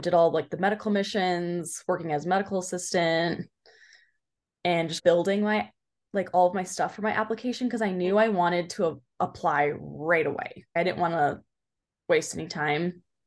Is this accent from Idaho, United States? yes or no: no; Orange County, California, United States; now in Claremont, United States; I'm from Orange County